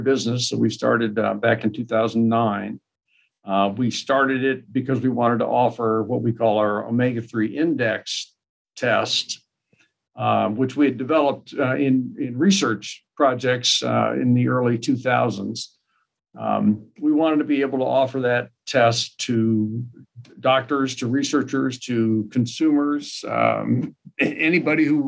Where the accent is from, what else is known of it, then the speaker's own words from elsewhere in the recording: Kansas City, United States; moved away as an adult; now in Sioux Falls, United States; I moved to Kansas City in mid-80s, which is my hometown